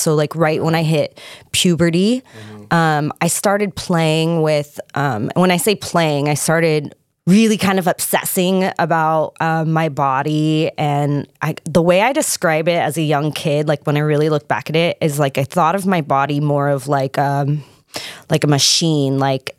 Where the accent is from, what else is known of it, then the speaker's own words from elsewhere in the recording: Lake Forest, California, United States; I grew up in Southern California, mm-hmm. In Lake Forest, actually. I still call it El Toro.